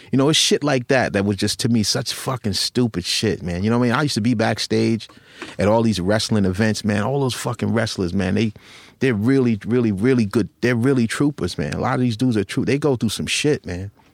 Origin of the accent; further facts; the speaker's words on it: Long Island, New York, United States; also born or lived in Rockville Centre, New York / Westbury, New York / North Babylon, New York; where I grew up in Long Island